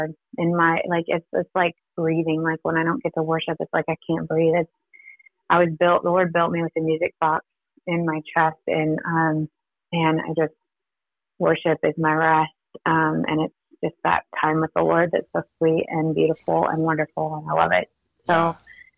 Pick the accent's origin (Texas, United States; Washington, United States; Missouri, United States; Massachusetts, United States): Washington, United States; Whidbey Island; also born or lived in Yakima, Washington; I was born in Yakima, Washington. And then my folks came out here to Whidbey Island, Washington, which is like an hour north of Seattle.